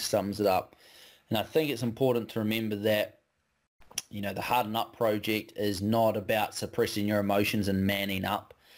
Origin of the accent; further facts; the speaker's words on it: West Coast, New Zealand; I grew up on the West Coast, so we're kind of born with a rain jacket